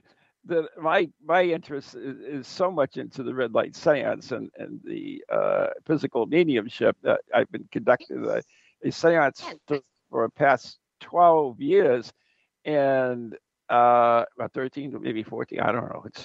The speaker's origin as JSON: {"language": "English", "country": "United States", "said": "you don't sound Australian to me as an American"}